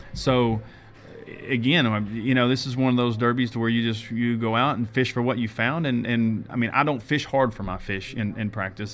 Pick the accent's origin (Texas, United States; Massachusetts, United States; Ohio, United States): Texas, United States; Lake Fork; I grew up on Lake Fork